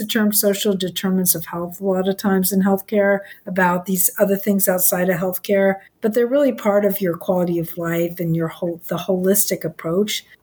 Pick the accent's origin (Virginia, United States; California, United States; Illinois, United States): California, United States; Los Angeles; I grew up in Los Angeles